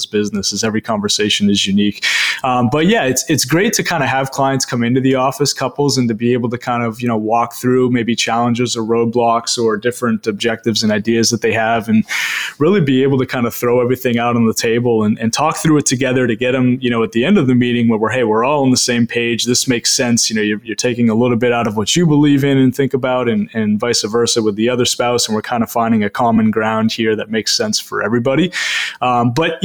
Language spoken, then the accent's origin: English; Maine, United States; being born and raised in Maine, educated in Maine, and now giving back to people all across the state of Maine